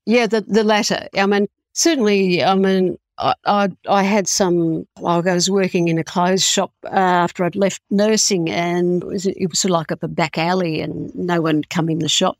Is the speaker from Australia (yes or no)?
yes; Australia; I'm Australian